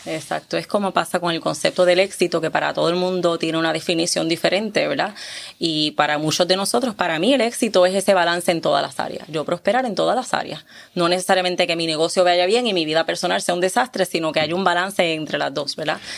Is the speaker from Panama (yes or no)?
no; Puerto Rico; now in Caguas, Puerto Rico; sigo siendo de Calle, pero estoy viviendo en Caguas